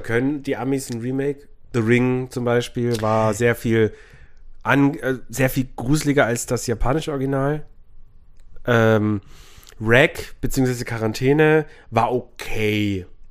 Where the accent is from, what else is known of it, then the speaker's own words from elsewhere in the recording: Memmingen, Bavaria, Germany; meine Heimat, nee, Memmingen